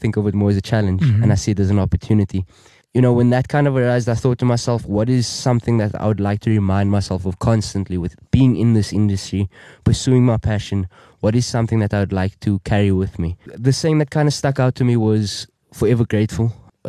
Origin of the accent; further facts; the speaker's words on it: Cape Town, Western Cape, South Africa; I'm from around the corner, Cape Town, South Africa. I grew up in Cape Town, around the southern suburbs, Wynberg area, spent majority of my life and my childhood around that area.